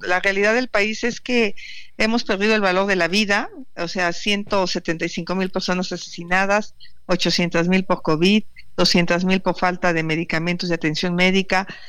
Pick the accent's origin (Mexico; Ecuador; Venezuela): Mexico; Hidalgo; moved away; allá de mi pueblo, de Pachuca